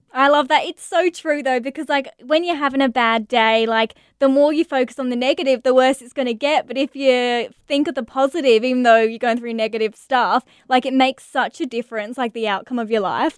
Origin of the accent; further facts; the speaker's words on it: England, United Kingdom; moved away; I'm from England originally